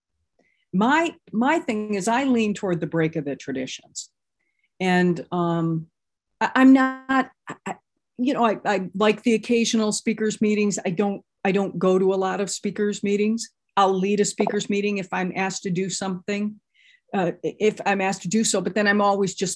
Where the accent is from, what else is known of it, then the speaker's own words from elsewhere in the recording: Midwest, United States; now in Los Angeles, United States; I'm from Los Angeles and I'm not from here originally. I'm from the Midwest. I'm a Midwestern girl